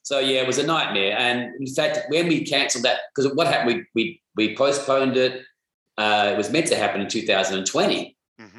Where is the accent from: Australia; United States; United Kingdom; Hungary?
Australia; We're from Australia